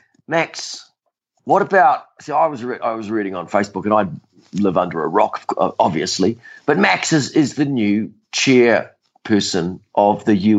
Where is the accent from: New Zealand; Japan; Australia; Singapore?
New Zealand; now in Ocala, United States; it was my hometown event, or home event in New Zealand